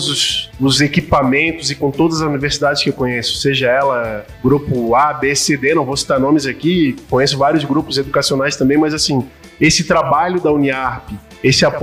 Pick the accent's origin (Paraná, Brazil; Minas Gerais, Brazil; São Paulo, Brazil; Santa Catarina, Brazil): Santa Catarina, Brazil; Florianópolis; now in Caçador, Brazil; É, eu sou natural de Florianópolis e agora eu sou cidadão caçador caçadorense, eu tô aqui quatro anos